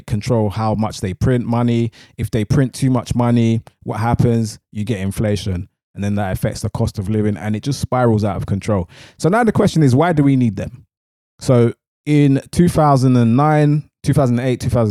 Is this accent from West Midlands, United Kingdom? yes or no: no; London, United Kingdom; I'm from East London, so when I'm talking, sometimes I say barter, sometimes I say barter